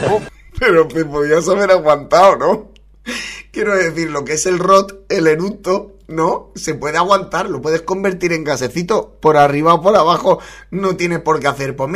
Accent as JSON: {"language": "Spanish", "town": "Torrevieja", "region": "Valencian Community", "country": "Spain", "said": "Yo soy de Torrevieja, en Alicante."}